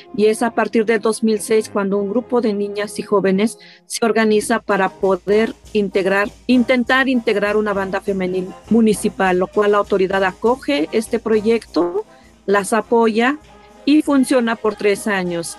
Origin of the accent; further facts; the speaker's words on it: Tlahuitoltepec, Oaxaca, Mexico; originaria de Tlaltoltepec